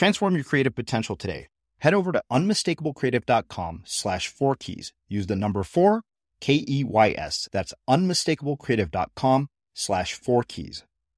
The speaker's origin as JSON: {"language": "English", "country": "India", "said": "despite being Indian, I think that when I read this book, I was surprised by how little I knew about Sikhism, despite having Sikh friends."}